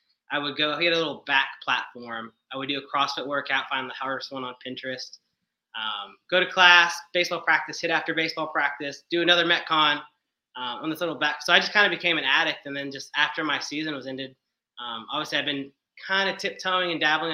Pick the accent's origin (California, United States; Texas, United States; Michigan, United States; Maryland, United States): Texas, United States; Lubbock; moved away as an adult; also born or lived in San Marcos, Texas; now in Buda, United States; I'm from West Texas. I'm from Lubbock originally.